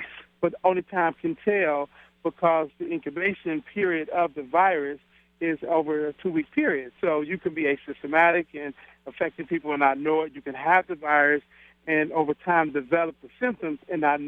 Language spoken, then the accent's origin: English; Detroit, Michigan, United States; moved away; also born or lived in Jackson, Mississippi / Houston, Texas; born and raised in Detroit, family lives in Jackson, Mississippi